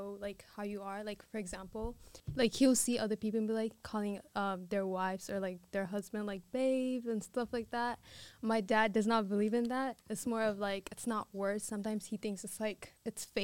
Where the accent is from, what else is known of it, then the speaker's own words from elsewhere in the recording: Addis Ababa, Ethiopia; moved away; growing up in Addis